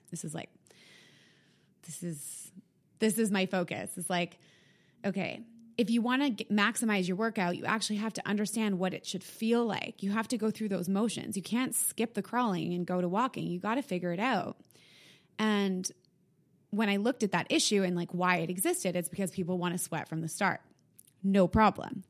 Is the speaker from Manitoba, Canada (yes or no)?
yes; Winnipeg, Manitoba, Canada; now in Toronto, Canada; I'm from Winnipeg